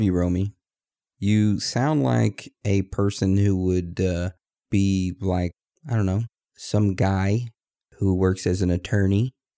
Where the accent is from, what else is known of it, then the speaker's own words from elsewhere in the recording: Texas, United States; now in Maine, United States; I'm from Texas. I was born in Texas, raised in Texas, but I'm now living in Maine.